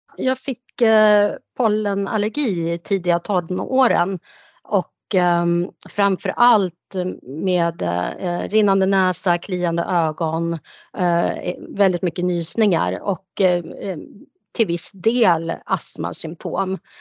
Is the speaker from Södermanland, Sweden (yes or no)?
yes; Nyköping, Södermanland, Sweden; moved away as an adult; also born or lived in Stockholm; jag är född och uppvuxen här i Nyköping men bodde många år i Stockholm